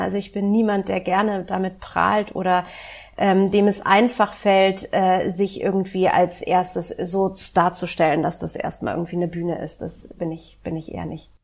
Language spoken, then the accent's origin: German; Berlin, Germany; also born or lived in Hamburg; Ich bin in Westberlin groß geworden